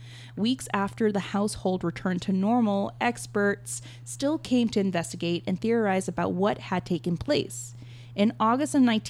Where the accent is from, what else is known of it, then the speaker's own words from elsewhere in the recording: the South, United States; I grew up in the South